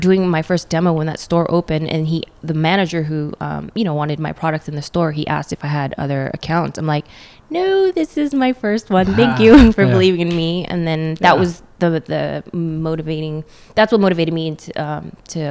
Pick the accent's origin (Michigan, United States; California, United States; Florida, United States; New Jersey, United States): California, United States; Northern; also born or lived in Philippines / Oakland / Redondo Beach; I'm from NorCal, all over Northern California